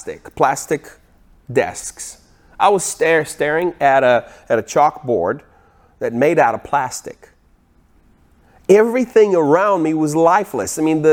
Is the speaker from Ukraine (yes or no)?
yes; Ukraine; Now, I was born in 1982 in Ukraine. I lived on the farm.